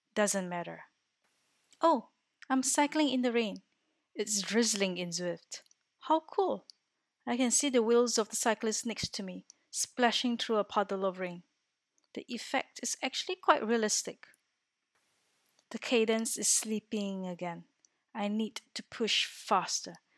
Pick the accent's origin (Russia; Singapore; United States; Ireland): Singapore; moved away as an adult; now in Orsay, France; I am originally from Singapore, a little country in Southeast Asia, and have been living in France for four years since twenty sixteen